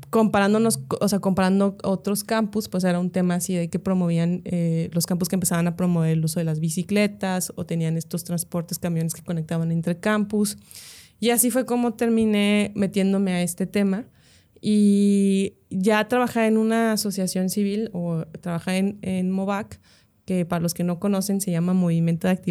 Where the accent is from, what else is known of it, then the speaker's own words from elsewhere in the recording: Monterrey, Nuevo León, Mexico; also born or lived in Mexico City; toda mi familia es regia y tengo viviendo aquí desde pues, casi toda la vida.